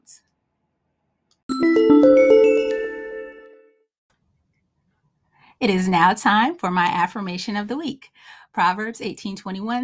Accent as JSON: {"language": "English", "region": "Northeast", "country": "United States", "said": "I'm from the Northeast, so I love snow"}